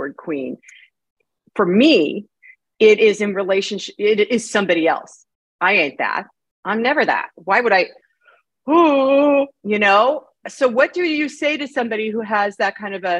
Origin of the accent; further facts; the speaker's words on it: United States; I'm an American.